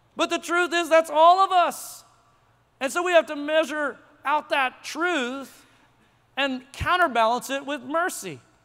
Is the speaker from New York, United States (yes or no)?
no; Tulsa, Oklahoma, United States; moved away as an adult; now in Frisco, United States; I'm from Tulsa